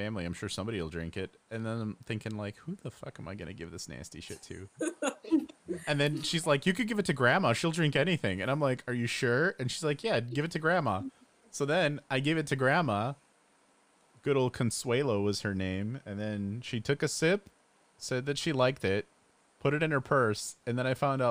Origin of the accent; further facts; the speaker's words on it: Addison, Illinois, United States; I'm in Addison right now, you know, my hometown